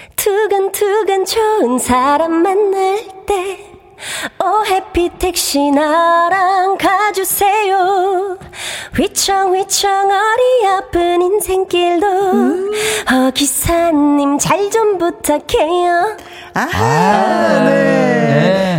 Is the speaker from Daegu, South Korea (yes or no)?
no; Chungju, North Chungcheong, South Korea; 원래 제가 충주 출신인데